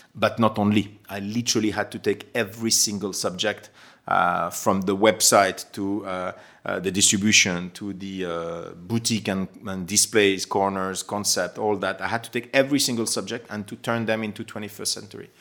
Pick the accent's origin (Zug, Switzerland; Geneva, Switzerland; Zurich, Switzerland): Geneva, Switzerland; moved away as an adult; also born or lived in London; being Swiss myself and born and raised in Geneva